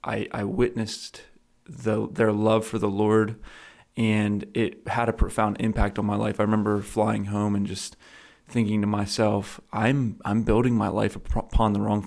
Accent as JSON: {"language": "English", "area": "Lancaster County", "region": "Pennsylvania", "country": "United States", "tie": "born or raised there", "said": "I grew up in Lancaster County, Pennsylvania. I'm 27 years old"}